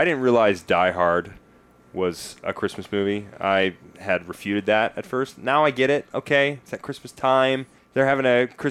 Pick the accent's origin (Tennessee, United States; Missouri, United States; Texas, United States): Tennessee, United States; Nashville; I grew up in Tennessee, so it's generally a bit cold. You sometimes get snow.